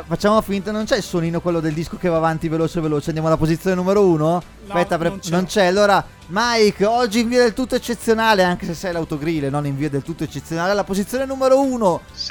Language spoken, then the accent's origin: Italian; Brescia, Lombardy, Italy; vengo dal Texas d'Italia, che è Brescia